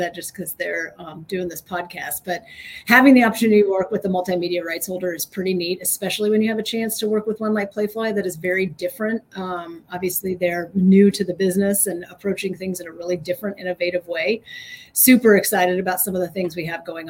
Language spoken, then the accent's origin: English; California, United States; moved away as an adult; also born or lived in Tucson, Arizona / El Paso, Texas / Seattle, Washington / Texas; now in Baton Rouge, United States; I grew up in California. So I grew up on the beach